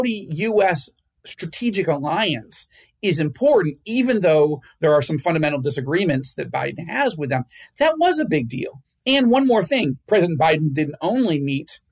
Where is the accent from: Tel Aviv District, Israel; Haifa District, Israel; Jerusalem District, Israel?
Jerusalem District, Israel; Jerusalem; my hometown of Jerusalem